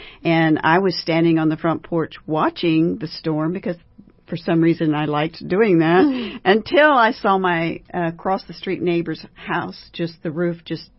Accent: South Texas, United States; I grew up in South Texas, and so we went through many hurricanes

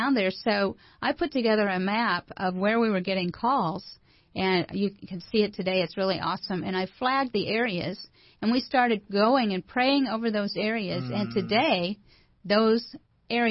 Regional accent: Evansville, Indiana, United States; I volunteered at the pregnancy center in my hometown in Evansville

